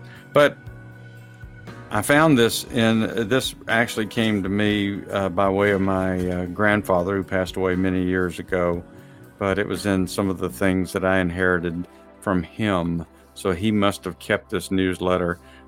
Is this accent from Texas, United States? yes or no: yes; Texas, United States; I'm from Texas